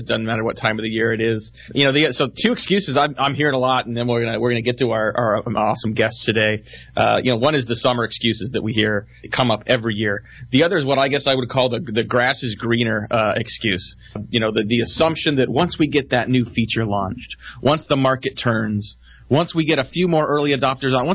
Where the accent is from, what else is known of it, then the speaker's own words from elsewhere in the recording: Bay Area, California, United States; I grew up in the Bay Area